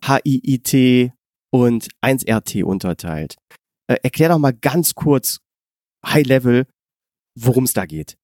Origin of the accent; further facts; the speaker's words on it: near Mönchengladbach, North Rhine-Westphalia, Germany; ich komme ja aus der Nähe von München-Gladbach